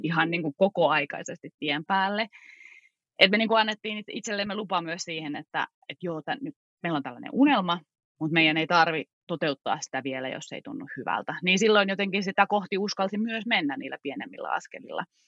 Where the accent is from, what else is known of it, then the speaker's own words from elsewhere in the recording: Kittilä, Lapland, Finland; moved away; mä olen syntynyt täällä ää, Kittilässä ja tämä on kotijoki mulle